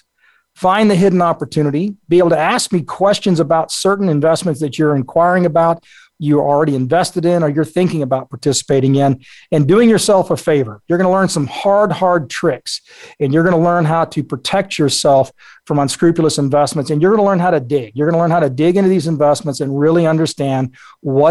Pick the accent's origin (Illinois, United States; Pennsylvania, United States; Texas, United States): Texas, United States; South; I grew up in South Texas.